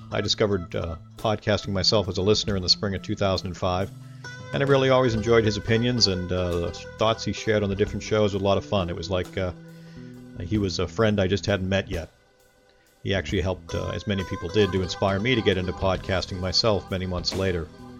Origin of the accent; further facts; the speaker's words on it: Boston, Massachusetts, United States; I'm from the Boston, Massachusetts area.